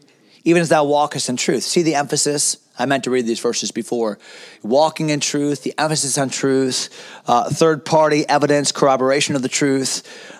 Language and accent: English; United States; As Americans